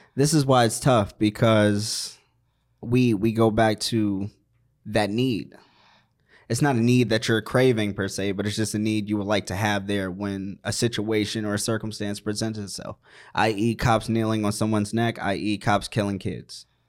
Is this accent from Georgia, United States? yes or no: no; Maryland, United States; moved away; also born or lived in Virginia / Washington, D.C.; I'm from the East Coast, Maryland.